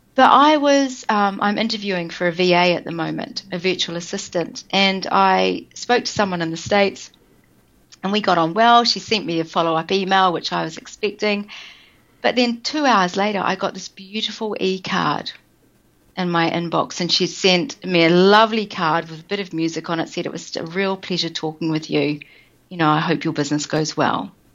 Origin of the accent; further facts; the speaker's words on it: New Zealand; moved away; I am originally from New Zealand.